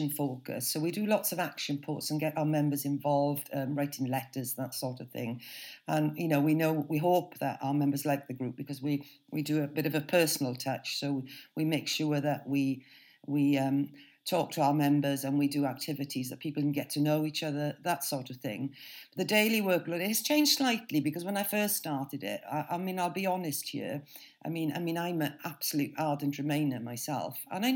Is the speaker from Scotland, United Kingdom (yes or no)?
no; Wales, United Kingdom; moved away as an adult; I was brought up in Wales